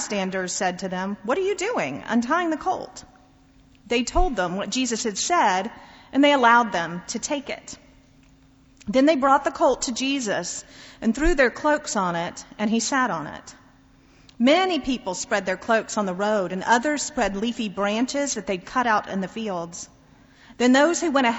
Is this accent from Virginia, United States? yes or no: no; outside Atlanta, Georgia, United States; As a kid growing up outside Atlanta in the 1980s